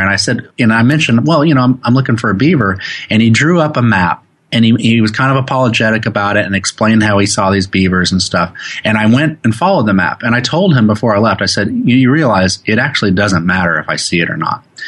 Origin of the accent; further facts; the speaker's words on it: Oklahoma, United States; also born or lived in New York; now in Oregon, United States; I grew up in Oklahoma